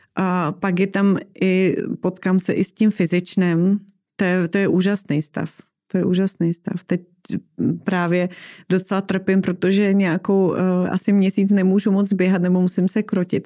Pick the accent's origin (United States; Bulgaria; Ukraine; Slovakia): Slovakia; eastern Slovakia; moved away; já jsem vyrůstala v Tatrách, protože jsem z mhm. východního uh-huh. Slovenska